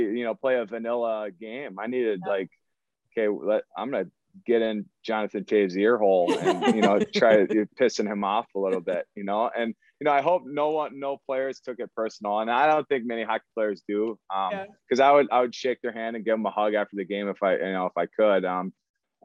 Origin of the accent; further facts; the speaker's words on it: Elk River, Minnesota, United States; I grew up in Elk River